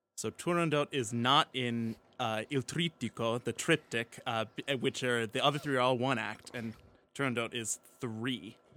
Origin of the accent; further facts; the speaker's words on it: Pittsburgh, Pennsylvania, United States; moved away; proud of my hometown team